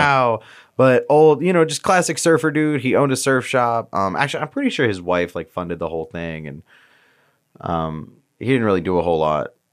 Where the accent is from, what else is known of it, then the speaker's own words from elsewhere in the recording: Virginia, United States; moved away as an adult; also born or lived in Tampa, Florida; now in Florida, United States; we're from Virginia